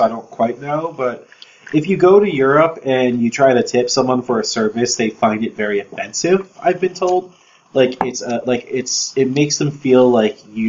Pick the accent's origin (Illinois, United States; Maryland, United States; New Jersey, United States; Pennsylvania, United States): New Jersey, United States; I'm from New Jersey. We don't say that there. We say you guys.